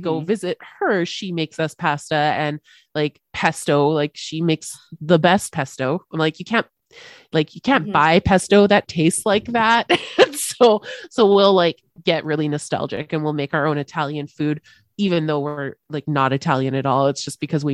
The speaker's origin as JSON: {"language": "English", "country": "Canada"}